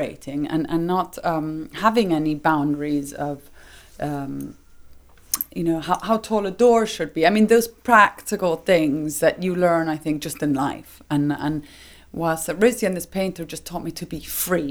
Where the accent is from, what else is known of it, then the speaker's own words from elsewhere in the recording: Rome, Lazio, Italy; I grew up in Rome